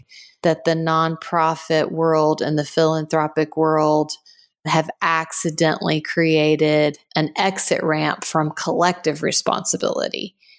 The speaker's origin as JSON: {"language": "English", "country": "Guatemala", "tie": "born or raised there", "said": "Yes, I was born in Guatemala and grew up there. My family spent about 30 years down there total. So it's home and very much shaped us."}